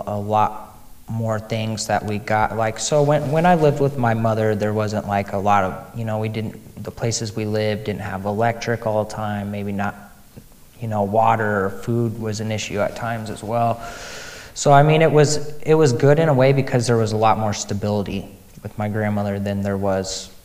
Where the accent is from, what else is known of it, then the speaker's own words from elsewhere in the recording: Des Moines, Iowa, United States; I grew up in the Des Moines area most of my life